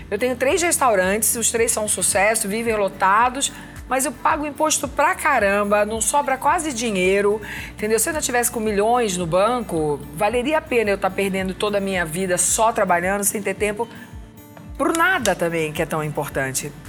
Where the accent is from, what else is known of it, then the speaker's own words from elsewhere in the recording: Northeast Region, Brazil; now in São Paulo, Brazil; cachumba, como se chama aqui em São Paulo, que eu sou nordestina